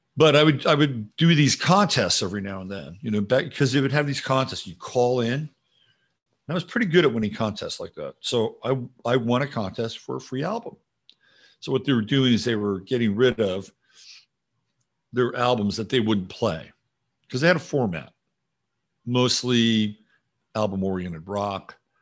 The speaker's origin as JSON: {"language": "English", "region": "Virginia", "country": "United States", "tie": "born or raised there", "said": "I grew up in Virginia and I learned how to shoot a 22"}